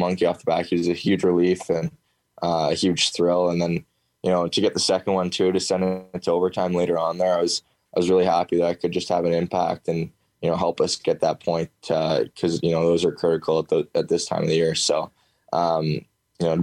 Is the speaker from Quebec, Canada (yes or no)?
no; Oakville, Ontario, Canada; I'm from Oakville, Ontario. It's about, 40 minutes from Toronto